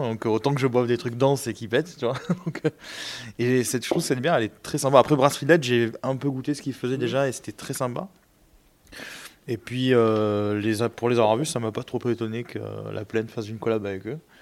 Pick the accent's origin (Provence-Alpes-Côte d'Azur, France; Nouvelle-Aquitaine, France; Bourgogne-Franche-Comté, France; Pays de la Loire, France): Provence-Alpes-Côte d'Azur, France; Marseille; je suis marseillais